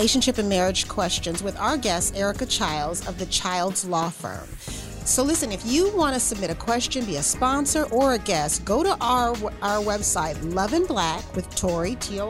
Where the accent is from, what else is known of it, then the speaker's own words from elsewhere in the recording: Missouri City, Texas, United States; I grew up right here in Texas. I grew up in Missouri City, Willow Ridge graduate.